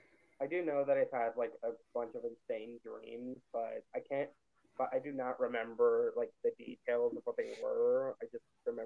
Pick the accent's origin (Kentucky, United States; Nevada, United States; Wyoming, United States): Nevada, United States; Las Vegas; moved away; my hometown of Las Vegas.